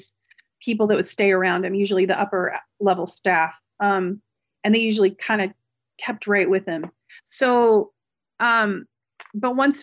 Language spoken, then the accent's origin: English; West Coast, United States; I'm not from Delaware. I'm right. from West Coast.